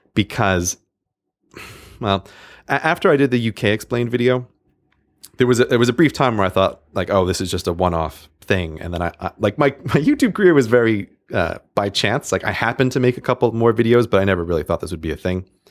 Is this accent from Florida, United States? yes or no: no; New York, United States; New York, my home state